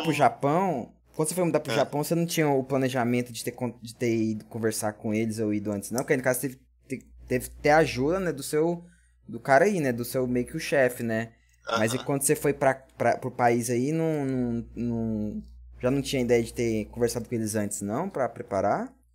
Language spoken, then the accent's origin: Portuguese; Brazil; nós, como brasileiros